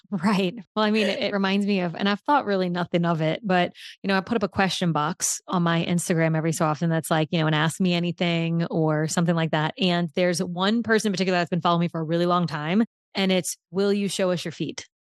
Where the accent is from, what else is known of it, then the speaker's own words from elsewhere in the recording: New Orleans, Louisiana, United States; moved away; my hometown